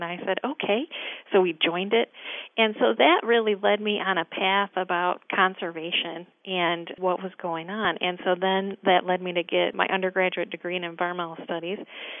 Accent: East Lansing, Michigan, United States; I grew up in East Lansing, the home of Michigan State University.

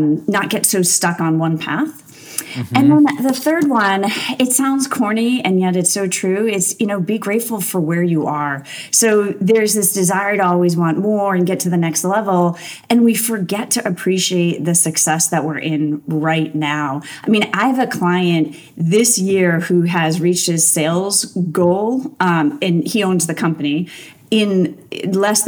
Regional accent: Massachusetts, United States; I grew up in Massachusetts. I'm a New Englander

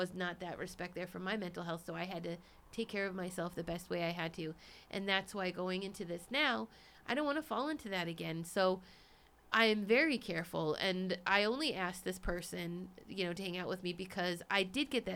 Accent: Cambridge, Massachusetts, United States; moved away; I was born in Cambridge, Massachusetts. I lived in the East Coast.

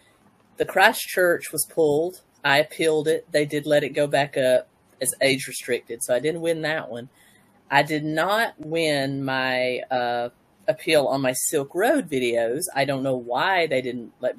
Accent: Tennessee, United States; I hail from Tennessee, USA.

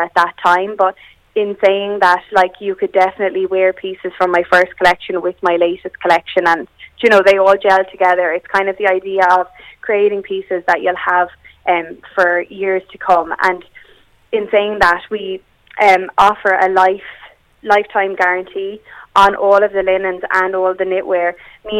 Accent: Waterford, County Waterford, Ireland; also born or lived in Dublin; I moved home from Dublin down to Waterford

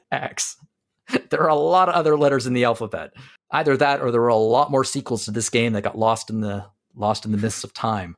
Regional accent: Canada; As a Canadian

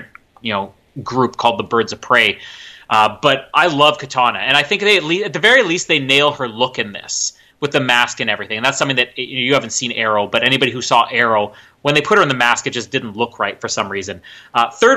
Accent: Winnipeg, Manitoba, Canada; my hometown of Winnipeg

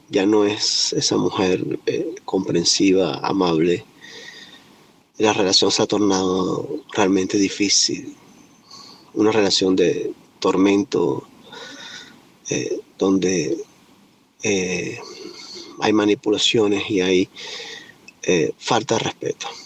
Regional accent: Venezuela; now in United States; vengo de Venezuela, me encuentro ahora viviendo en los Estados Unidos.

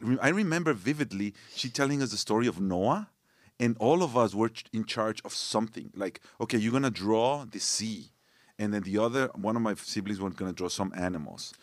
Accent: Torreón, Coahuila, Mexico; English is a second language; also born or lived in Monterrey, Mexico; now in United States; when I was three years old, my parents moved to this other city called Torreon.

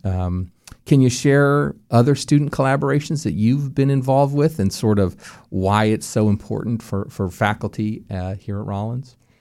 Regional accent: Albuquerque, New Mexico, United States; moved away; I'm from Albuquerque, New Mexico, where the University of New Mexico is

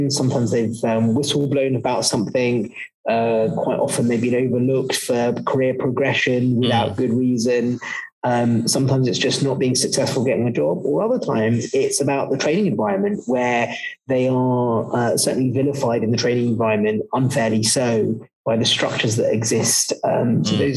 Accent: London, United Kingdom; also born or lived in West Africa / East Africa; I, I, I, lived for a little while in West Africa, then East Africa, and then mainly in, in the UK, in West London.

